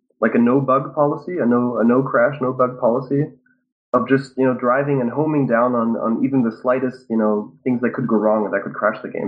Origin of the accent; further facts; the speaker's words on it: Germany; me being German